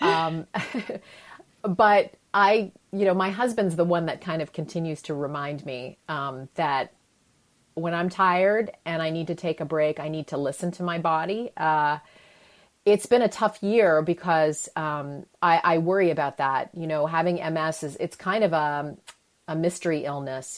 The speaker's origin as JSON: {"language": "English", "country": "Canada", "tie": "born or raised there", "moved": "yes", "said": "I grew up in Canada."}